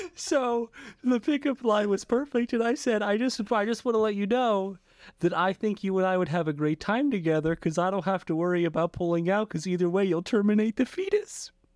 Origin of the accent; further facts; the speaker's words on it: United States; I'm an American man